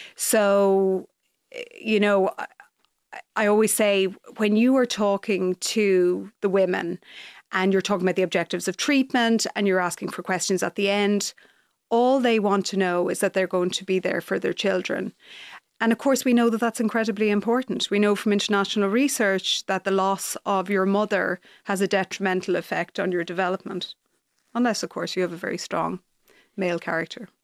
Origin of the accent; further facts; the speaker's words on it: Leitrim, Connacht, Ireland; also born or lived in Galway / United States; we moved from Galway to Leitrim when I was two